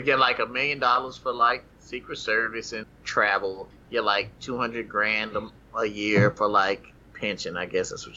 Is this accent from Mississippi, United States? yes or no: no; Tennessee, United States; I grew up in Tennessee